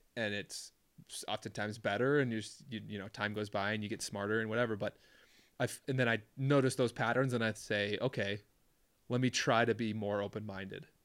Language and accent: English; Minneapolis, Minnesota, United States; moved away as an adult; also born or lived in Duluth, Minnesota; where I grew up in the Twin Cities